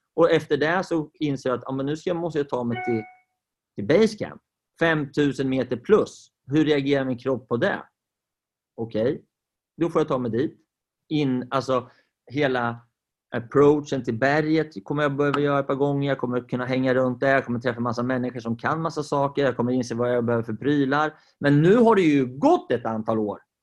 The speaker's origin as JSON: {"language": "Swedish", "country": "Sweden", "said": "Vi är ju svenskar"}